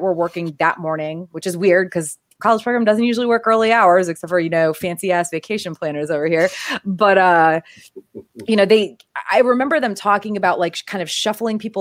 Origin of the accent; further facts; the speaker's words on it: Connecticut, United States; moved away; I'm from Connecticut